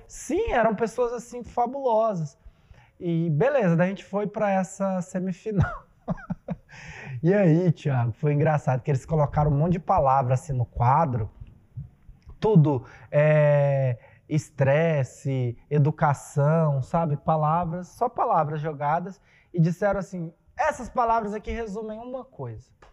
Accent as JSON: {"language": "Portuguese", "town": "Primavera do Leste", "region": "Mato Grosso", "country": "Brazil", "tie": "born or raised there", "also_born_or_lived": "Poxoréu, Mato Grosso", "said": "tanto em Pochorel, na cidade que eu nasci, quanto aqui em Primavera"}